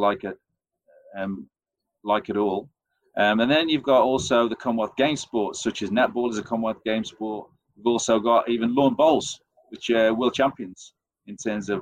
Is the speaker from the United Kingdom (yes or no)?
yes; England, United Kingdom; accent: English; as you tell from my accent, I'm English